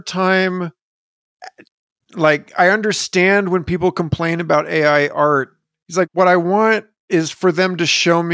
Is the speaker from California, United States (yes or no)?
yes; Los Angeles, California, United States; I was born in Los Angeles